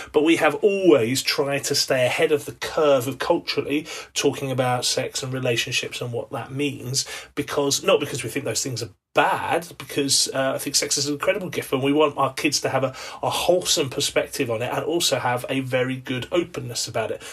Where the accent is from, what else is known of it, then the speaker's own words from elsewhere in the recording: England, United Kingdom; as an Englishman